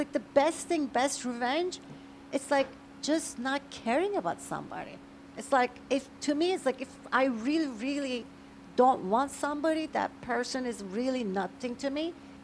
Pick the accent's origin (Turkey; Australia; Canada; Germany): Turkey; now in United States; I was born originally in Turkey.